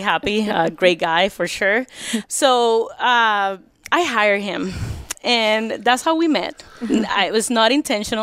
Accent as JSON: {"language": "English", "country": "Puerto Rico", "tie": "born or raised there", "moved": "yes", "lives_now": "United States", "said": "Puerto Rico, born and raised Puerto Rico"}